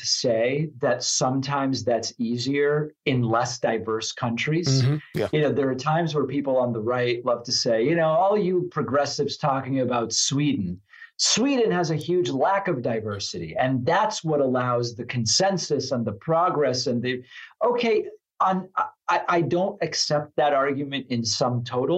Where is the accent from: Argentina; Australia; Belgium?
Argentina; English is a second language; now in United States; a Hispanic immigrant from Argentina, which I am, right? English is my second language. I moved here from Argentina.